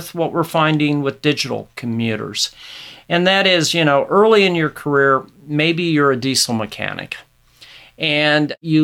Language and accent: English; Nebraska, United States; here in my home state of Nebraska